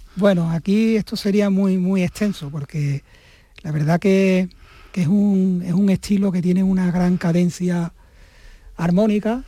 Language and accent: Spanish; Mazagón, Andalusia, Spain; la localidad costera de Mazagón, que es de donde yo soy. Como bien he dicho antes, una, una zona en la cual yo he vivido 30, durante 32 años.